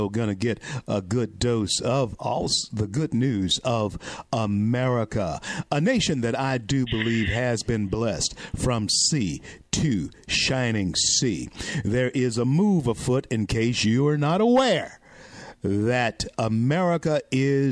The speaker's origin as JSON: {"language": "English", "region": "Louisiana", "country": "United States", "tie": "born or raised there", "said": "I'm born and bred in Louisiana"}